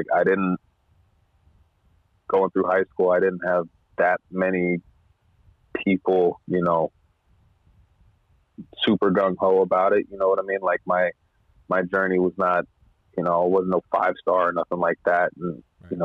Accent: Hayward, California, United States; also born or lived in Frankfort, Kentucky; So I'm from Hayward, born and raised

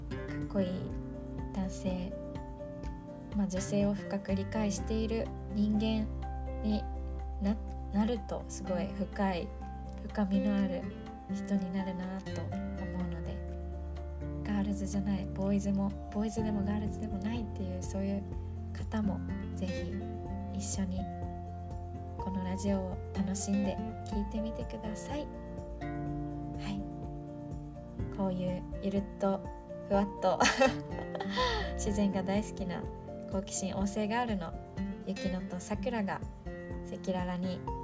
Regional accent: Okinawa, Japan; 私沖縄出身なんだけど

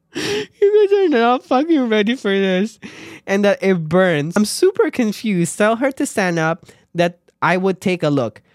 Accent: Philippines; moved away; as a Filipino or as an immigrant

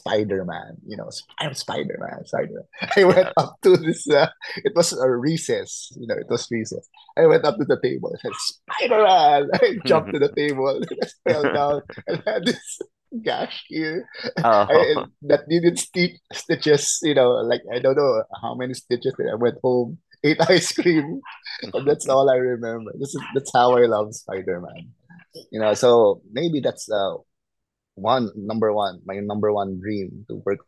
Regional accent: Philippines; I'm from the Philippines

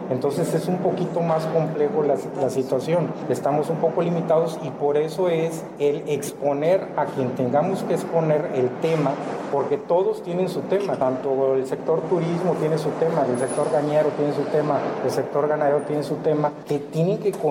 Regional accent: Ciudad Valles, San Luis Potosí, Mexico; soy de aquí, de Ciudad Valles, este, tengo 65 años

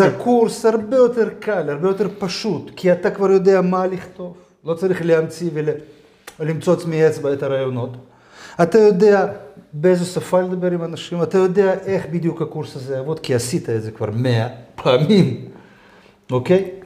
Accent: Georgia; אני לא נולדתי בהולנד, אני נולדתי בגיאורגיה.

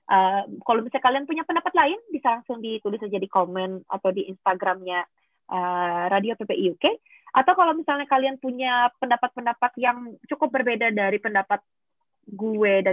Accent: Banjarmasin, South Kalimantan, Indonesia; Bandar Asin. Gue dari

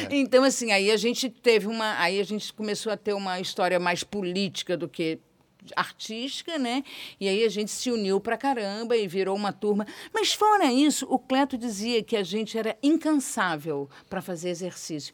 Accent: Rio de Janeiro, Brazil; Eu brincava em Vila Isabel, eu, eu fiquei, eu nasci em Vila Isabel, eu fiquei até meus 10 anos

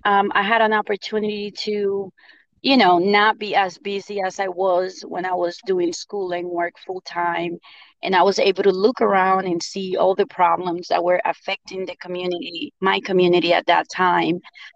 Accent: Bronx, New York, United States; also born or lived in Dominican Republic; I am an immigrant from the Dominican Republic. I migrated here when I was in middle school. I grew up in the Bronx and ended up leaving the Bronx when I was 19

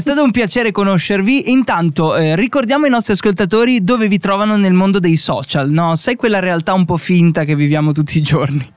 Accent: Friuli-Venezia Giulia, Italy; dalle nostre parti, un po' in Friuli

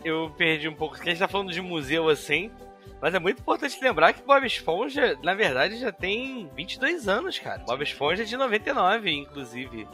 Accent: Armação dos Búzios, Rio de Janeiro, Brazil; eu enrolo no espanhol porque eu cresci em Búzios

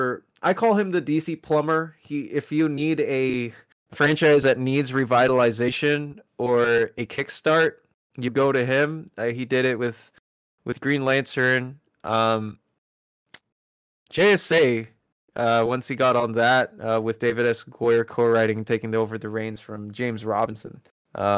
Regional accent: Philippines; moved away; I am originally from the Philippines. I'm Filipino

